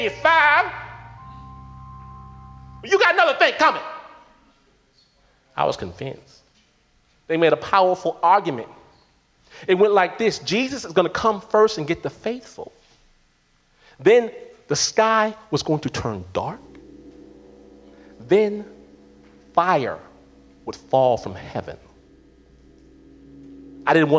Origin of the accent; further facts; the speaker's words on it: Detroit, Michigan, United States; I'm from Detroit